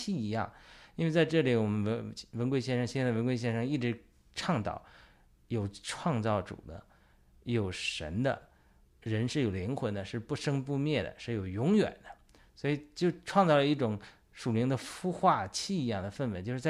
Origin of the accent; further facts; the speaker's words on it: China; 就是对我们中国人来讲，对于我们爆料革命和我们的基督徒战友来讲，有什么启示？